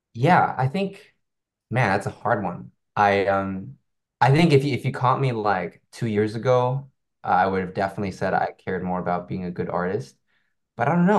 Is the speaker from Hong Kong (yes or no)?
yes; Hong Kong; I, I come from Hong Kong